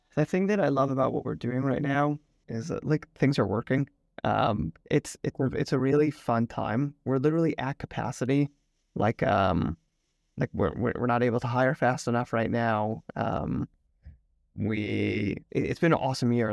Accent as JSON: {"language": "English", "town": "Potomac", "region": "Maryland", "country": "United States", "tie": "born or raised there", "also_born_or_lived": "New York", "moved": "as an adult", "lives_now": "Tel Aviv, Israel", "said": "I grew up in Potomac, Maryland. I now live in Tel Aviv, Israel with my wife and two kids. We moved here five years ago"}